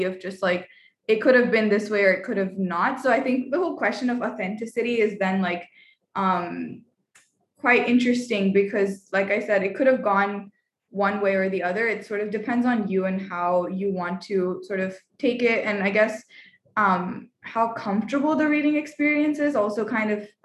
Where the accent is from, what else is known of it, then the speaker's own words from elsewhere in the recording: India; as an Indian